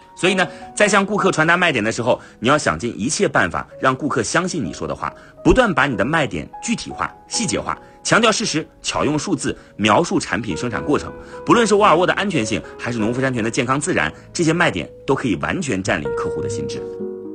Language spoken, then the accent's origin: Chinese; China; 我们中国人